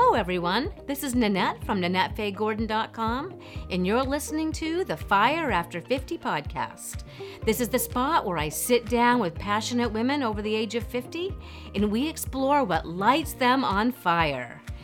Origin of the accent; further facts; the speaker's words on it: Houlton, Maine, United States; also born or lived in Vermont; we grew up in Halton, Maine